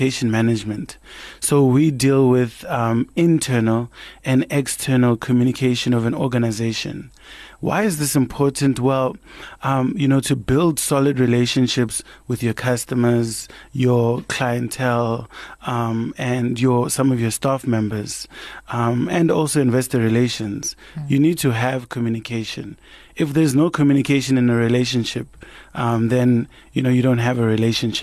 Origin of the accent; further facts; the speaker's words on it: Kagiso, Gauteng, South Africa; the household where I grew up in Kagiso